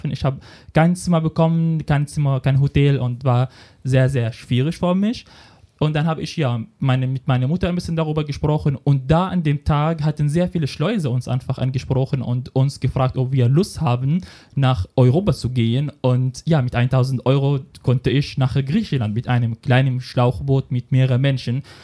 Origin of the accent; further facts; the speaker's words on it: Rif Dimashq, Syria; German is a second language; now in Berlin, Germany; Ja, also in mein Heimatland ging das Krieg. Ich habe sechs Jahre lang in Daria gelebt, wo richtig schlimm war, wo ich nicht mal raus aus der Wohnung gehen durfte